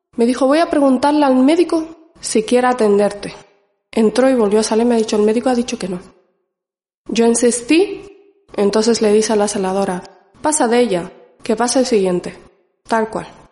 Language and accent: Spanish; Canary Islands, Spain; also born or lived in Morocco; now in Basque Country, Spain; Yo vine cinco años más o menos a España. Estuve viviendo en Canarias